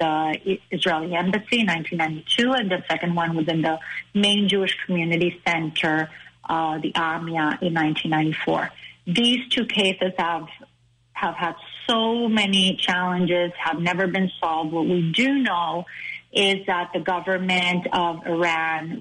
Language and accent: English; Caracas, Capital District, Venezuela; moved away as an adult; also born or lived in Bogota, Colombia / Toronto, Canada / Westchester, New York, United States; now in United States; I really consider myself from Caracas, from Venezuela.